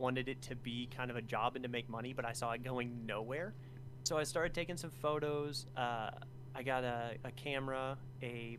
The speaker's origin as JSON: {"language": "English", "region": "Alaska", "country": "United States", "tie": "born or raised there", "moved": "yes", "said": "So I grew up in Alaska"}